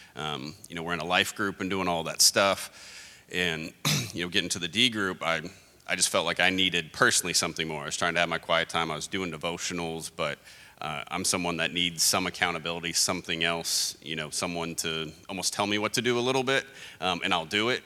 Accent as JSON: {"language": "English", "town": "Hobbs", "region": "New Mexico", "country": "United States", "tie": "born or raised there", "moved": "yes", "said": "I grew up in Hobbs, New Mexico, where I was stuck there for 10 years"}